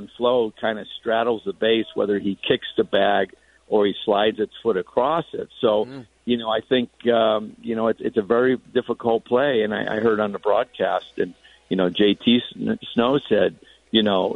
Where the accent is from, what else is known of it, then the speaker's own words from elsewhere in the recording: Connecticut, United States; moved away; I grew up in Connecticut.